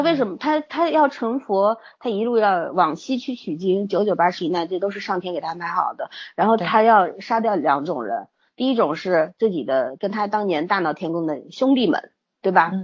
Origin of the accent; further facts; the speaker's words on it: China; 我们中国人特别压抑嘛